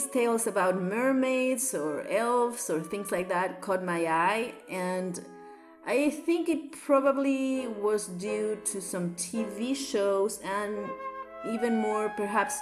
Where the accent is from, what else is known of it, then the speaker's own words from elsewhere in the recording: Santiago, Santiago Metropolitan, Chile; English is a second language; I am a South American girl, as you can perhaps tell by my accent. I was born and raised in Chile.